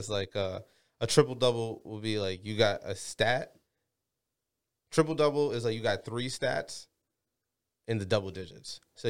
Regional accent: Jamaica; now in United States; I'm Jamaican

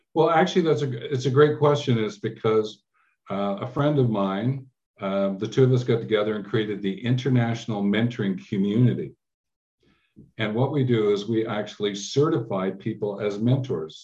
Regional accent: Canada; also born or lived in England; I was born in England and we came over when I was about six years old to Canada.

